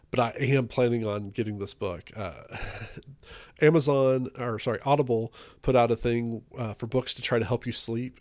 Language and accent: English; Texas, United States; I'm from Texas